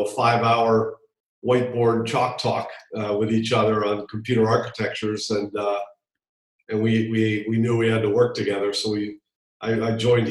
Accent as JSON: {"language": "English", "region": "Hawaii", "country": "United States", "tie": "born or raised there", "also_born_or_lived": "Virginia", "moved": "yes", "said": "Yes, I grew up in Hawaii."}